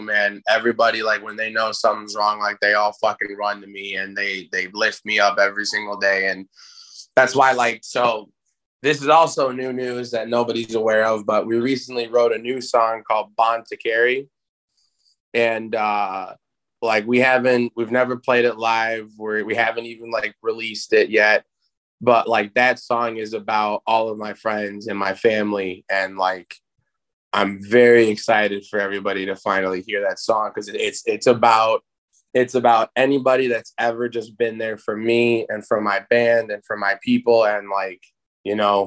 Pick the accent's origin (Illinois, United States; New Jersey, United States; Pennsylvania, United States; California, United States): Illinois, United States; Chicago; I live in Chicago, born and raised, always in Chicago, never lived in the burbs